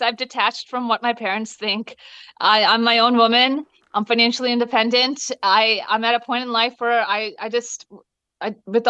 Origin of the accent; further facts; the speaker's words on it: New Jersey, United States; You know, growing up, I was raised in Jersey, New Jersey, on the east coast of the United States of America, but raised as if I was in India. So at home, it was the Indian culture.